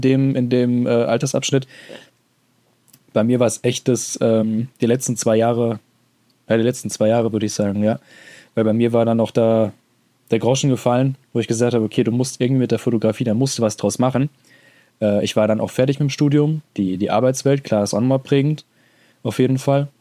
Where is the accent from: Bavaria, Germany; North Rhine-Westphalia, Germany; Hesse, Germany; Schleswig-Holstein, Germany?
Hesse, Germany; accent: Hessian; so vor Ort rede ich auch mal in meinem Dialekt